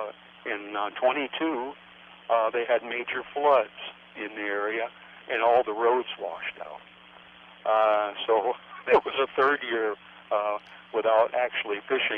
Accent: Dodge Center, Minnesota, United States; Oh, I'm from Dodge Center, Minnesota.

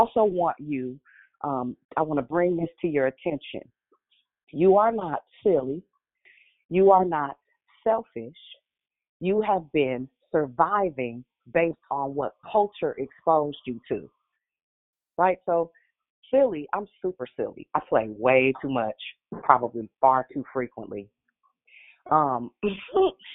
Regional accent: Richmond, United States; I'm from Richmond

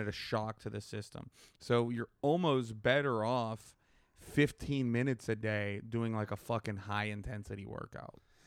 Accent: Pittsburgh, Pennsylvania, United States; I'm from Pittsburgh

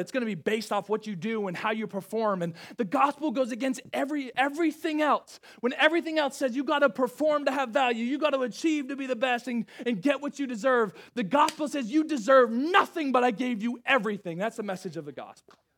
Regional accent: Rhode Island, United States; moved away as an adult; I'm from Rhode Island. Like, I graduated high school, then I went to Evangel University.

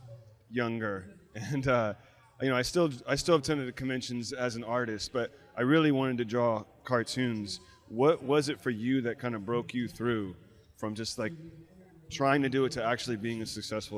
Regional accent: New Orleans, Louisiana, United States; I'm from New Orleans originally

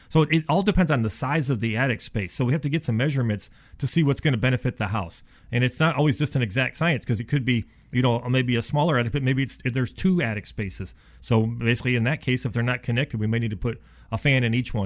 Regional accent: Ohio, United States; now in Dallas, United States; I'm from Ohio

